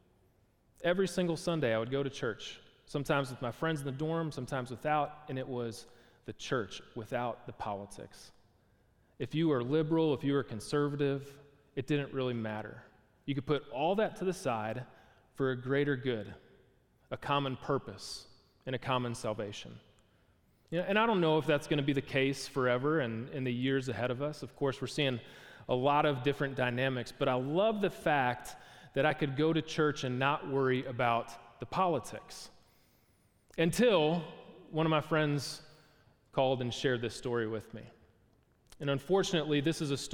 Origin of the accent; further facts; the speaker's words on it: Milwaukee, Wisconsin, United States; I was a kid growing up in Milwaukee, Wisconsin.